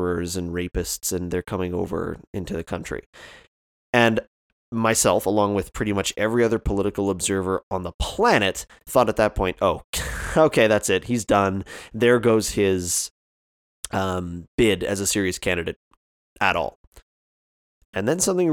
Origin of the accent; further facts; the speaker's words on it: Canada; as a Canadian